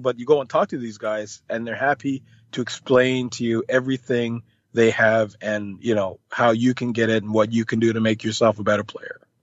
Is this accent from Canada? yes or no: yes; Canada; also born or lived in Jamaica; I am Canadian